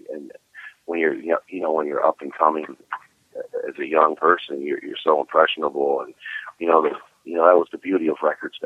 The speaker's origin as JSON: {"language": "English", "town": "Cleveland", "region": "Ohio", "country": "United States", "tie": "born or raised there", "moved": "as an adult", "lives_now": "Florida, United States", "said": "I was born and raised in Cleveland."}